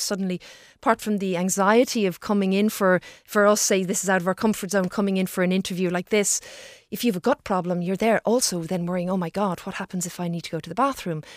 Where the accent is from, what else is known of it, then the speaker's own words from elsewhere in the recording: Ireland; as Irish people